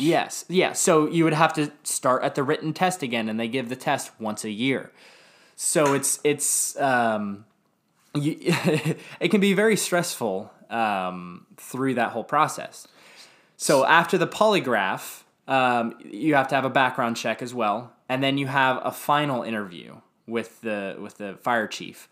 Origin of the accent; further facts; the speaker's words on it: Dallas, Texas, United States; I grew up in Lake Highlands, Dallas